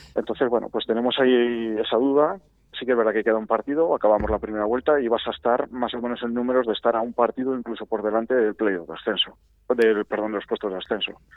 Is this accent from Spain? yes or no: yes; Arroyo de la Encomienda, Castile and León, Spain; somos muchos habitantes de Arroyo